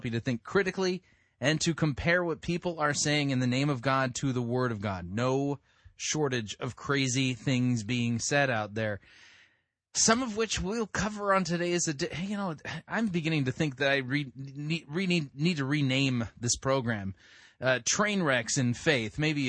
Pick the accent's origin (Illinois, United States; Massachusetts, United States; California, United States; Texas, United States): California, United States; especially here in the Midwest. Oh, man. Something I never saw growing up in California.